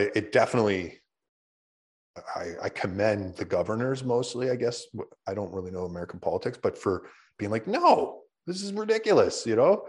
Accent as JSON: {"language": "English", "country": "Canada", "said": "we're Canadian"}